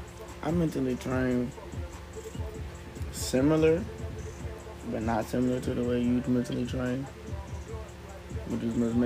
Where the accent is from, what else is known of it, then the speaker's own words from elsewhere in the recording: Atlanta, Georgia, United States; I was born in Atlanta. Raised in Atlanta, south side of Atlanta. College Park to be exact. College Park for some.